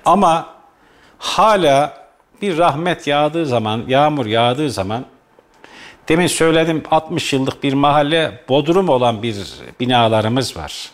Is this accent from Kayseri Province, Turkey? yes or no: yes; Kayseri, Kayseri Province, Turkey; Eski Kayserimizde mahallemizde de eskiden